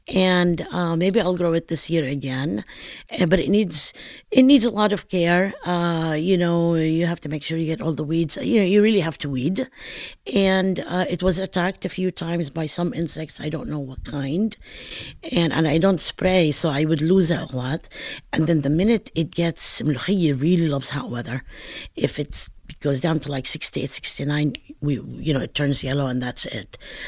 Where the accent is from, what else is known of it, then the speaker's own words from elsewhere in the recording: Palestine; accent: Northern Palestinian; I pronounce it Molochia. Okay, and this is due to my regional accent of Northern Palestine.